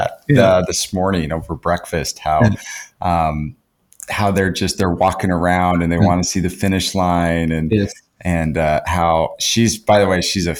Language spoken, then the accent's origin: English; United States; I'm American